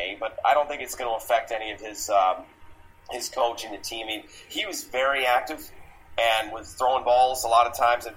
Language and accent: English; Midwest, United States; now in Arizona, United States; I'm from the Midwest originally, but I've lived in Arizona longer than anywhere else.